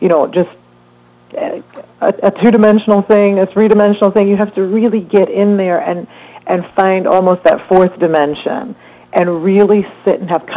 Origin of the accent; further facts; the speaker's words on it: Jamaica; moved away; I'm originally from Jamaica